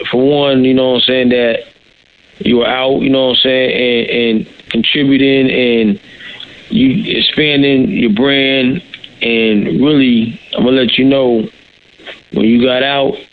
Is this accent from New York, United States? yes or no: yes; New York City, New York, United States; moved away as an adult; now in Tampa, United States; I'm from Brooklyn, New York. Been down in Tampa ten years and loving it